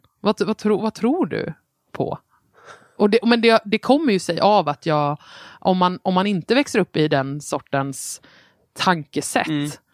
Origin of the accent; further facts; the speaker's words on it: Nybro, Kalmar County, Sweden; jag är uppvuxen i Småland